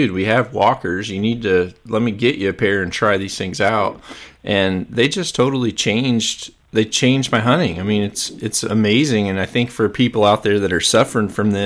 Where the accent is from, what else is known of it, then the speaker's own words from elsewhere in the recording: Mississippi Delta, United States; I grew up in the Mississippi Delta